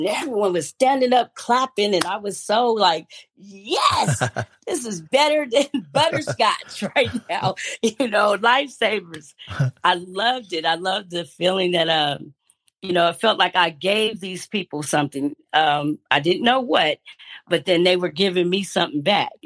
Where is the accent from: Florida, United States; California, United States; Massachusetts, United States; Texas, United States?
California, United States; Stockton; I was born in Stockton, California, to Daphne Gibson and Dennis D.